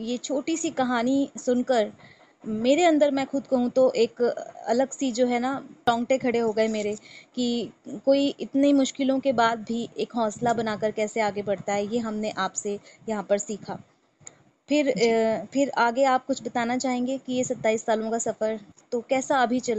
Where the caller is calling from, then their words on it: Delhi, India; और मैं दिल्ली से बात कर रही हूँ